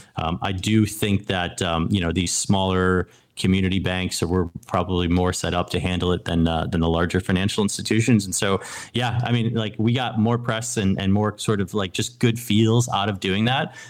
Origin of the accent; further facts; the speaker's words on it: New England, United States; I grew up in New England